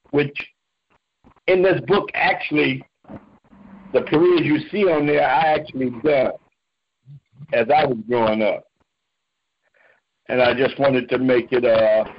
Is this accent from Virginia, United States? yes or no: no; Oakland, California, United States; I was born and raised in Oakland, California.